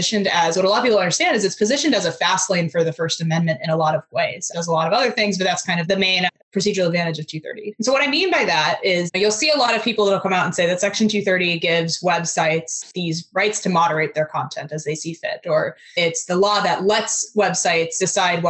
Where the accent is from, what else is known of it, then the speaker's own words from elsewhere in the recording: Fairfax, Virginia, United States; I'm from the Virginia, Fairfax, Virginia area. So kind of the DC metro area